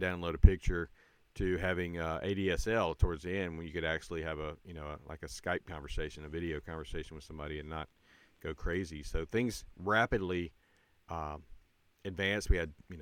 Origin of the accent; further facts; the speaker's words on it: United States; also born or lived in Yemen; as an American